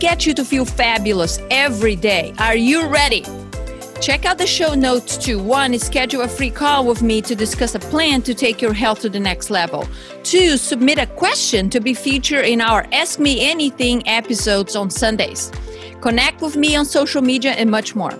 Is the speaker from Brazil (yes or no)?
yes; Brazil; moved away; I am from Brazil.